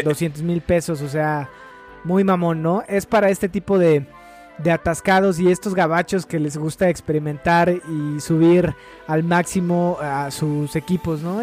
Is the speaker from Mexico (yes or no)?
yes; Mexico; crecí viendo Karate Kid en el Canal 5, güey, como casi todos los niños mexicanos